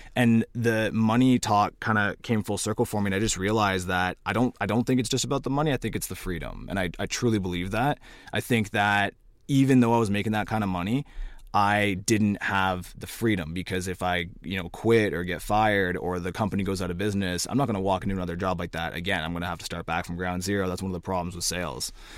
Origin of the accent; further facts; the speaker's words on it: Cornwall, Ontario, Canada; I'm from Cornwall